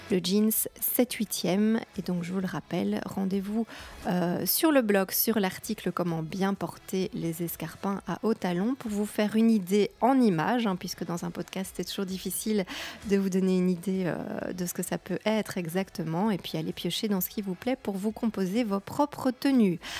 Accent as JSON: {"language": "French", "country": "Belgium", "said": "puisque vous savez que je suis belge, peut-être ou pas."}